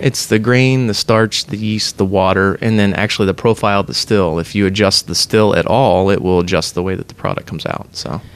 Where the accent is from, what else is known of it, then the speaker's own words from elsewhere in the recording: Pennsylvania, United States; now in Columbus, United States; We're both transplants. I'm originally from Pennsylvania